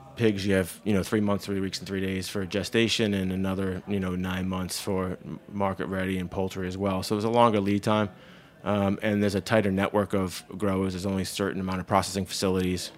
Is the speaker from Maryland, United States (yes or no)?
no; Massachusetts, United States; moved away as an adult; now in New Paltz, United States; I grew up farming in Massachusetts